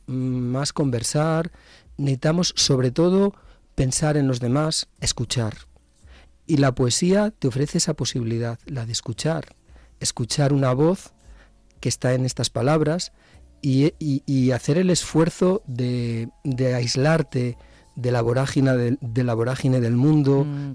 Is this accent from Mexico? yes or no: no; Zamora, Castile and León, Spain; nací mirando al río Duero, porque nací en la cuesta del Pizarro